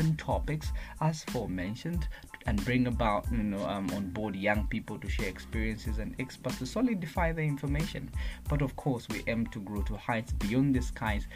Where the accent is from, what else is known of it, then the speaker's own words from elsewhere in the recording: Kabwe, Central Province, Zambia; moved away as an adult; also born or lived in Bwenya Village, Chisamba, Central Province; now in Lusaka, Zambia; I'm a Zambian youth, aged 21 years old, from Kabwe Central Province, but currently in Lusaka for my studies. And I was born in Bwenya Village in Chisamba Central Province.